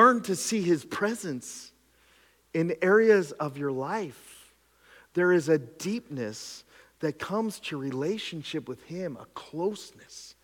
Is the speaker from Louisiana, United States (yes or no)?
no; the Skook, Pennsylvania, United States; I grew up in the Skook